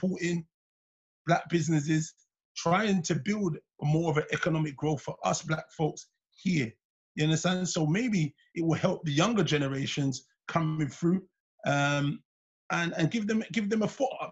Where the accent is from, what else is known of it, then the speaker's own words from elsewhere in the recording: England, United Kingdom; I'm a proud English Jamaican